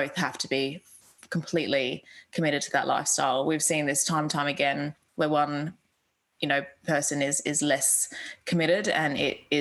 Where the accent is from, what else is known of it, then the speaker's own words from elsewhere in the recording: Australia; moved away as an adult; also born or lived in United Kingdom; I'm an Australian. I grew up on the beach